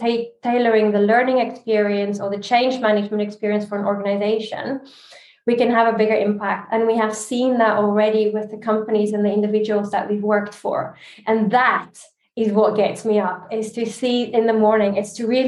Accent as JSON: {"language": "English", "country": "South Africa", "also_born_or_lived": "Dubai, United Arab Emirates / Barcelona, Spain / Geneva, Switzerland", "moved": "yes", "lives_now": "Canary Islands, Spain", "said": "I'm South African"}